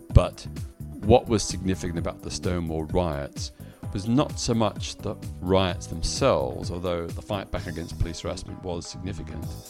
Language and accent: English; Melbourne, Victoria, Australia; in my hometown of Melbourne, Australia, where I was at that time